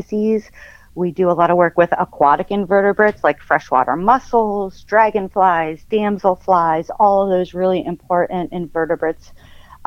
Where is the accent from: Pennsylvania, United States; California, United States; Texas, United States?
Pennsylvania, United States; Northeast; moved away as an adult; also born or lived in Iowa; I grew up in Northeast PA on a decent-sized property with woods and hiking trails and a creek